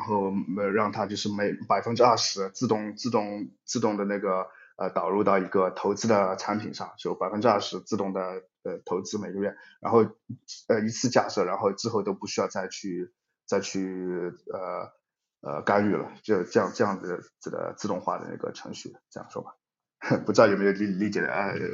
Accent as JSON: {"language": "Chinese", "country": "China", "tie": "born or raised there", "also_born_or_lived": "Europe", "moved": "as an adult", "said": "我是在中国长大的，我是，以前是学计算机科学的，呃，在，的背景，然后离开中国后，呃，陆续在不同的公司，呃，主要在欧洲，啊，包括 Skype、微软和 Twilio 等"}